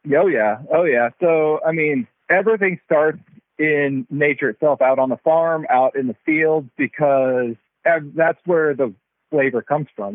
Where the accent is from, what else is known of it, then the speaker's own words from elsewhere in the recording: Texas, United States; moved away as an adult; now in Eastern Oregon, United States; I'm actually from Texas. So uh, I'm a, a Texan, a little bit far away from home